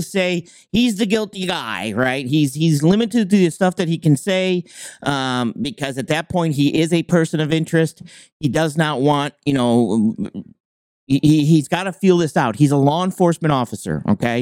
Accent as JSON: {"language": "English", "region": "New York", "country": "United States", "moved": "yes", "lives_now": "Maine, United States", "said": "I'm originally from New York"}